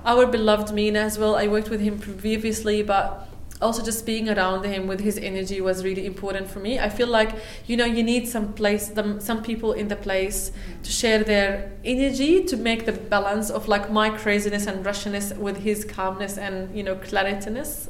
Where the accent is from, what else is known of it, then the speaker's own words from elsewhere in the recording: Palestine; now in Melbourne, Australia; I'm from Palestine